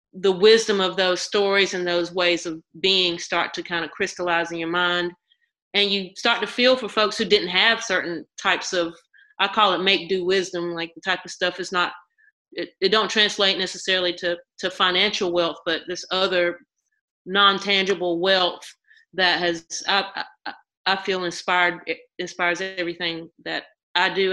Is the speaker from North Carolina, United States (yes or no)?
yes; Mount Olive, North Carolina, United States; now in Durham, United States; I'm right. from botankus or Mount Olive